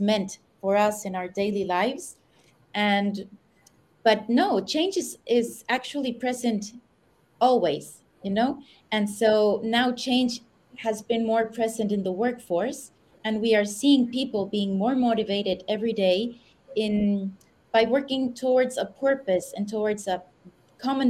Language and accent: English; Mexico City, Mexico; moved away as an adult; also born or lived in United States; now in Madrid, Spain; I was born in the United States. I've lived most of my years in Mexico City.